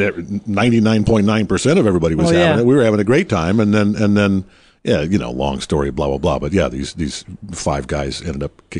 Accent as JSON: {"language": "English", "town": "Detroit", "region": "Michigan", "country": "United States", "tie": "born or raised there", "moved": "yes", "said": "And I was born in Motown"}